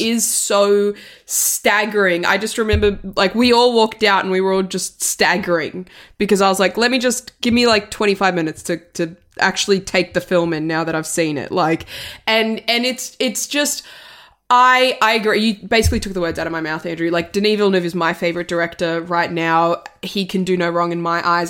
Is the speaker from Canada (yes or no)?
no; Italy; I'm from Italy